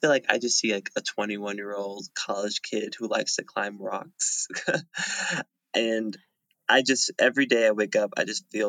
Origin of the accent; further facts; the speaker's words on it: Fayetteville, North Carolina, United States; I'm from Fayetteville, North Carolina